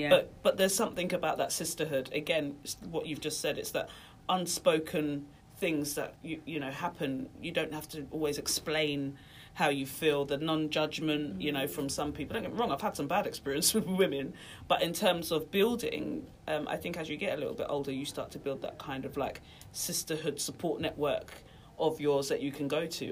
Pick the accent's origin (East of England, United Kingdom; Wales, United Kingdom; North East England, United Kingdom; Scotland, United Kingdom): East of England, United Kingdom; Norfolk; we didn't grow up in London, we grew up in Norfolk